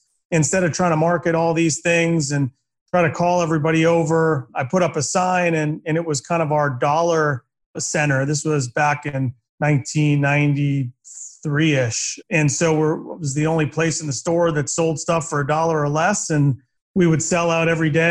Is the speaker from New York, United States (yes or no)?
no; Boston, Massachusetts, United States; I grew up in Boston